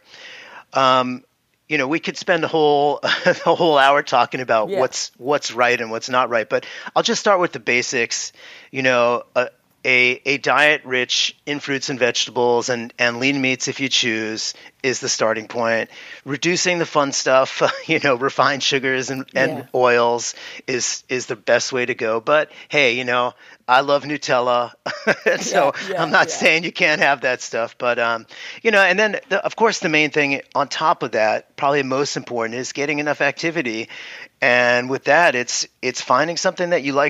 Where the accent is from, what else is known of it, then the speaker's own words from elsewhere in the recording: New York City, New York, United States; I grew up in the Bronx and went to the Bronx High School of Science